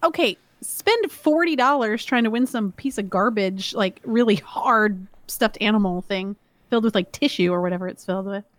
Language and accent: English; Georgia, United States; moved away; also born or lived in Maryland; we grew up in Georgia